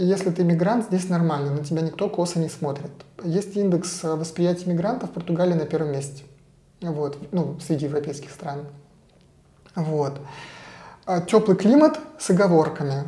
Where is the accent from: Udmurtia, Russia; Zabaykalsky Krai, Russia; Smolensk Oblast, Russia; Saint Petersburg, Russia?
Saint Petersburg, Russia; moved away as an adult; now in Portugal; Я из Петербурга